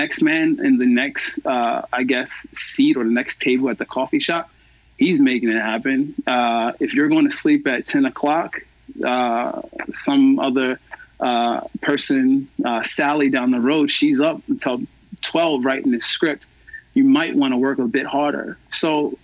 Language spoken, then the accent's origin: English; Baltimore, Maryland, United States; moved away as an adult; also born or lived in Los Angeles / New Orleans; I was born and raised in Baltimore